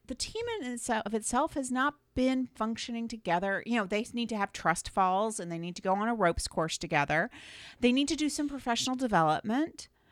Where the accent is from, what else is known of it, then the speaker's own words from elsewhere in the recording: Florida, United States; moved away as an adult; now in Cleveland, United States; I grew up in Florida